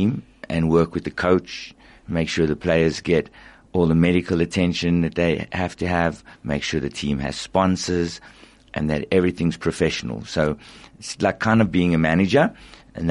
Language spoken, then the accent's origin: English; South Africa; as a South African, we also love rugby